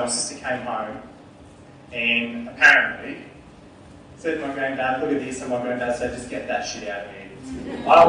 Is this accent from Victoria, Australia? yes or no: no; Newcastle, New South Wales, Australia; I grew up in Newcastle. I'm a Koori man from the area